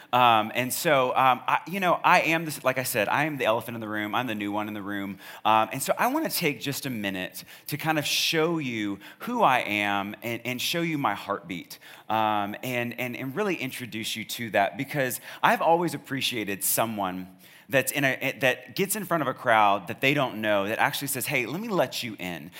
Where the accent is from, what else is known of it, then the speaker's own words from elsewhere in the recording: Charlottesville, Virginia, United States; now in Snellville, United States; I'm from Charlottesville